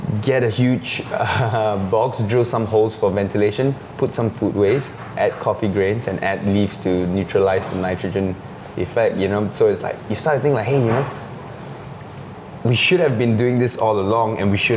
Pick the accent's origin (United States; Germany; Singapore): Singapore; growing up in Singapore